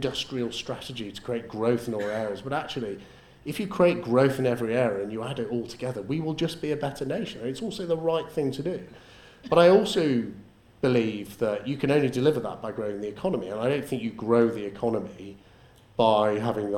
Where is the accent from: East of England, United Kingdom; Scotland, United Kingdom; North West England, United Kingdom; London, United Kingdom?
North West England, United Kingdom; Liverpool; now in Rossendale, United Kingdom; I grew up in Liverpool in the 1980s.